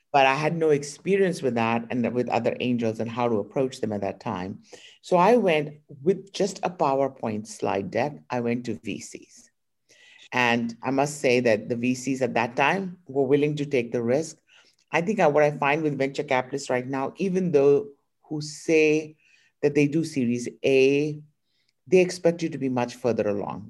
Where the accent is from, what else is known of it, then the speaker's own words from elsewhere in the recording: India; moved away as an adult; now in United States; I was born in India